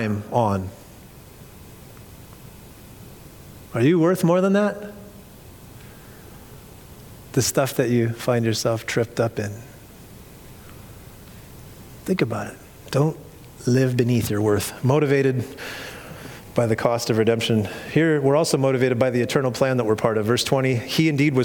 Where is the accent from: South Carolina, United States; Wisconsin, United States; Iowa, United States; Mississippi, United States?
Iowa, United States; moved away as an adult; also born or lived in Orange County, California; I was from Iowa